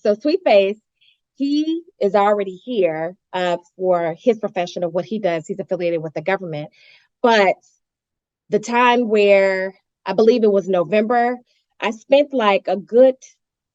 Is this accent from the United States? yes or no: yes; California, United States; moved away as an adult; also born or lived in New Orleans, Louisiana; now in Dallas, United States; I'm originally from California